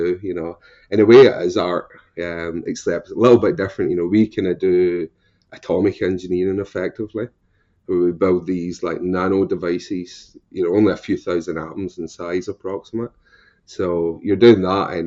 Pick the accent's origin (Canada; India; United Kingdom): United Kingdom; Scotland; accent: Scottish with a touch of Irish; moved away as an adult; also born or lived in Ireland; now in United States; my accent, if you don't know, is Scottish originally with a touch of Irish